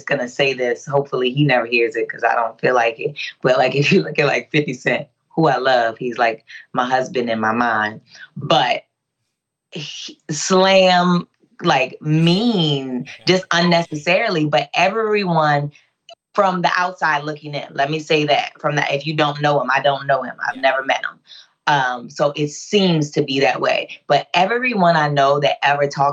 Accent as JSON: {"language": "English", "town": "Baltimore", "region": "Maryland", "country": "United States", "said": "I'm from West Baltimore City"}